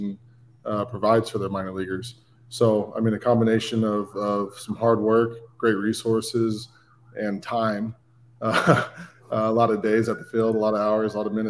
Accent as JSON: {"language": "English", "town": "Brentwood", "region": "California", "country": "United States", "tie": "born or raised there", "said": "I grew up in Northern California, in a town called Brentwood. It's about an hour outside of San Francisco, Oakland area"}